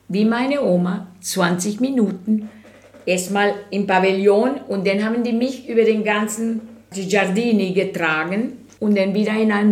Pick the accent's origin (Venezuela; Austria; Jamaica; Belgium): Venezuela; German is a second language; now in Germany; ich fahre nach Venezuela seit 2019 nicht mehr, so durch die Pandemie, denn habe ich mehr Lust, meine Art von Dschungel, meine Art von Landschaft, was sich erinnert aus meiner Heimat, hier zu kreieren.